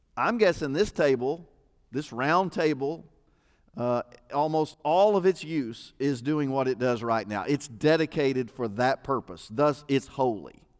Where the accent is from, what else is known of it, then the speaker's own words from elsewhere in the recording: United States; I'm an American